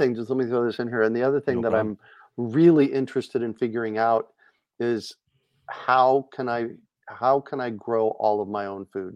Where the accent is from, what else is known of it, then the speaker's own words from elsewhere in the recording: Phoenix, Arizona, United States; moved away as an adult; now in Asheville, United States; I grew up in Phoenix